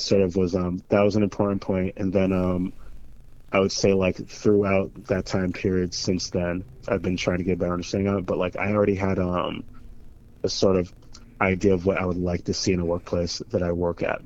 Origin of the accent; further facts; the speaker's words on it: Springfield, Massachusetts, United States; I grew up in Springfield, Mass